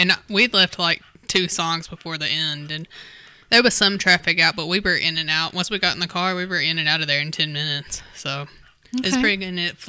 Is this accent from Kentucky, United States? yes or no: yes; Southeastern Kentucky, United States; we're from that area.